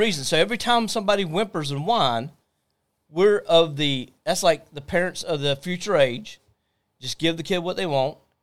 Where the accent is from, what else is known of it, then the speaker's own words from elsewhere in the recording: Jacksonville, Florida, United States; we are from Jacksonville.